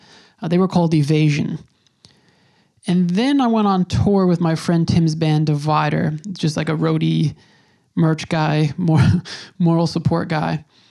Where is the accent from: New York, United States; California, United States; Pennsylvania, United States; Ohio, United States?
New York, United States; Now, again, I'm from New York. This was really the first time I had seen something like that.